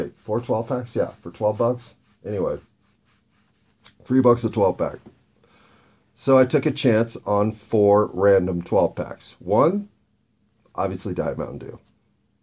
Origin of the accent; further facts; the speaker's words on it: United States; as an American